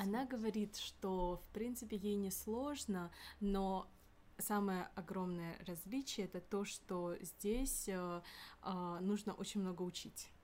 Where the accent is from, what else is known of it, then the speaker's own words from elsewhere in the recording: Kyrgyzstan; now in Moscow, Russia; я сама из Кыргызстана